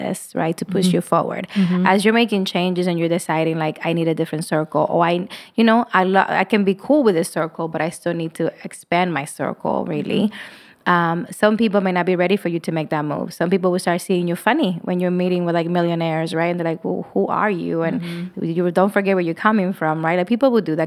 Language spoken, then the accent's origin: English; New York, United States; I'm from New York